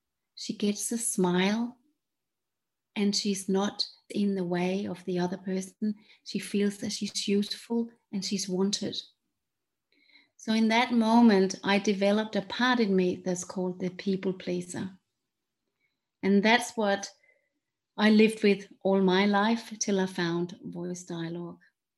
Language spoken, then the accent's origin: English; Denmark; English is a second language; moved away; where I'm from Denmark, that's why I have this funny accent